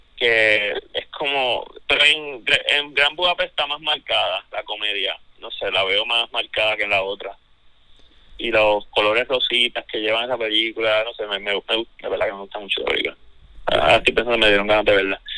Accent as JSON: {"language": "Spanish", "town": "Ponce", "country": "Puerto Rico", "lives_now": "Santurce, Puerto Rico", "said": "soy naturalmente de Ponce"}